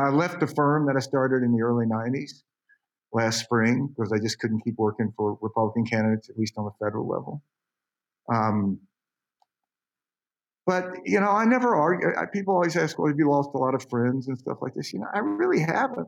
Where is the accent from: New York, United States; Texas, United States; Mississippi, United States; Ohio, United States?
Mississippi, United States; I grew up in the South. I knew a lot of Mississippi in the 60s, 70s